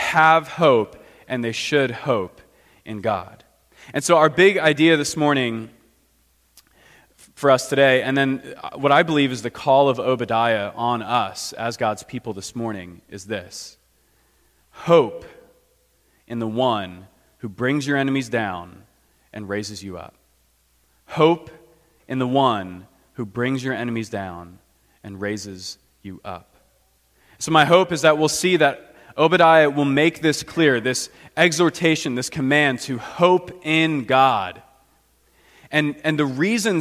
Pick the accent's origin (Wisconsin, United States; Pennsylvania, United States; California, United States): Pennsylvania, United States; Philadelphia; moved away as an adult; also born or lived in overseas (missionary work); now in Washington, United States; I grew up in the Philadelphia area